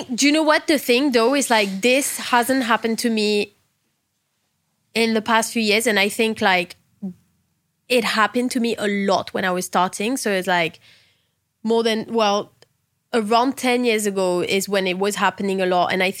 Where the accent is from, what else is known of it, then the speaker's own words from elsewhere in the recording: England, United Kingdom; I'm English. You're going to need more.